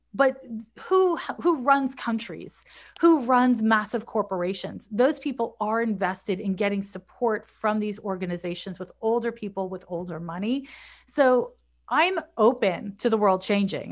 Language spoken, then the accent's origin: English; Montreal, Quebec, Canada; moved away as an adult; also born or lived in San Francisco; now in United States; I'm from Montreal, Quebec